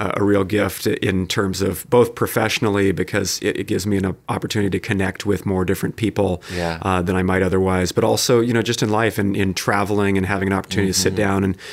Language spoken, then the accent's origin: English; North County, California, United States; I grew up in the area here. I grew up in North County and went to Torrey Pines